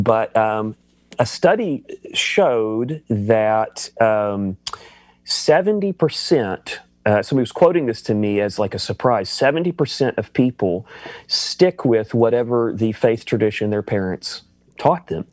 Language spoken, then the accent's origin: English; the Bible Belt, United States; I grew up in the Bible Belt